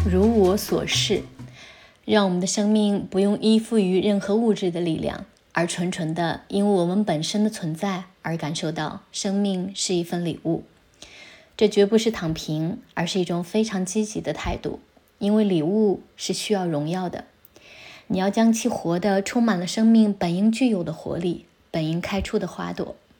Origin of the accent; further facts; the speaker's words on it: China; now in Italy; 我老家是三面环山的小城，我又从小在山脚下的农村长大